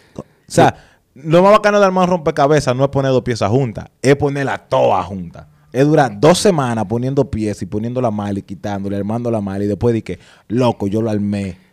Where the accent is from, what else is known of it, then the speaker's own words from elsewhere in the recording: San Cristóbal, Dominican Republic; moved away; en San Cristóbal, donde yo soy del barrio de Lavapié